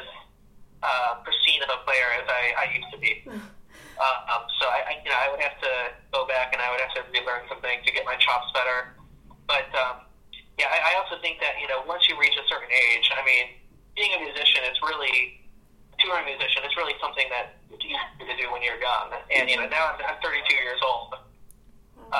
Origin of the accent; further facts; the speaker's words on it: Chicago, Illinois, United States; I'm from Chicago